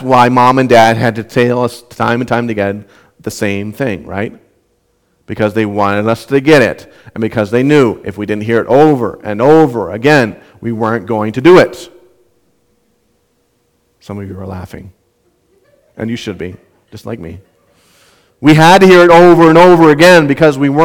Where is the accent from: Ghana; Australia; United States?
United States; Southwest Minnesota; moved away; where I grew up in Southwest Minnesota